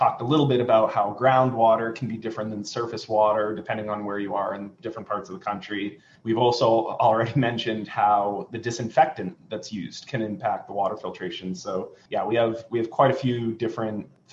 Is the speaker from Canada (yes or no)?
no; Maine, United States; now in Washington, D.C., United States; I come from Maine.